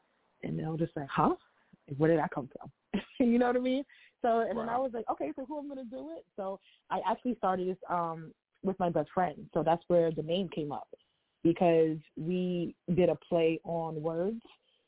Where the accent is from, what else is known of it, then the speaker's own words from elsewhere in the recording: New York City, New York, United States; I am born and raised in Harlem, New York.